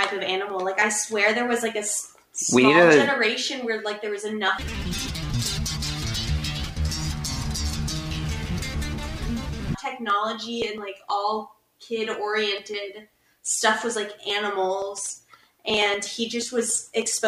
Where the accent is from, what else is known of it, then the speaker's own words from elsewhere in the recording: Tennessee, United States; I'm from Tennessee